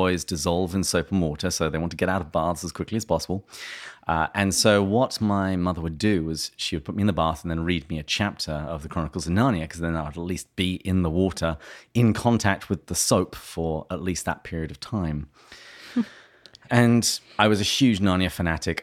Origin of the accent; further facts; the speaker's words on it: England, United Kingdom; moved away as an adult; now in United States; I was born in England, which is why my words sound this way